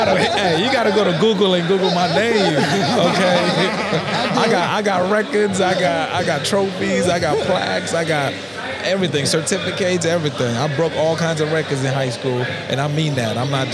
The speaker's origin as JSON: {"language": "English", "region": "California", "country": "United States", "tie": "born or raised there", "said": "And, you know, I grew up in California born."}